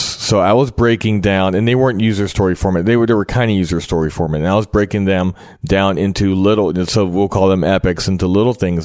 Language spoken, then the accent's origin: English; Cincinnati, Ohio, United States; I'm from Cincinnati